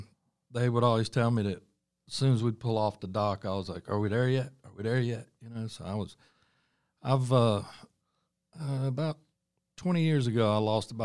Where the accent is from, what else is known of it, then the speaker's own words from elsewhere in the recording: Charlotte, North Carolina, United States; Yeah, I'm born and raised in Charlotte here, one of the few.